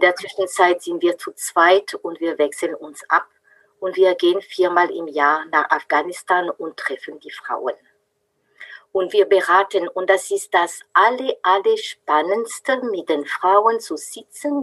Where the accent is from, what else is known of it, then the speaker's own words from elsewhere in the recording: France; German is a second language; moved away as an adult; now in Freiburg, Germany; Ich bin Französin, bin aber schon seit äh, 35 Jahren in Deutschland zu Hause